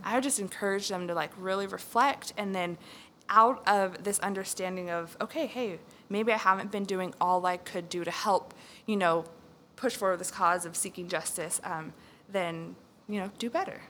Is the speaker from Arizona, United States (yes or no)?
no; California, United States; moved away as an adult; now in Texas, United States; I am originally from California, um, and I came out to Texas in 2012 to go to school